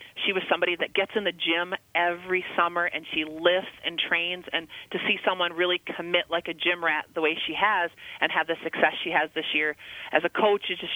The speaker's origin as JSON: {"language": "English", "town": "Rochester", "region": "Minnesota", "country": "United States", "tie": "born or raised there", "said": "I'm a kid from Rochester, Minnesota"}